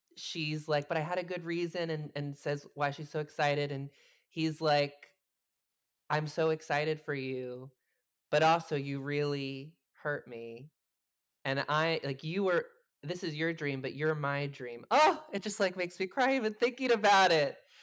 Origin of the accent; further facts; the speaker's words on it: New Jersey, United States; I'm from New Jersey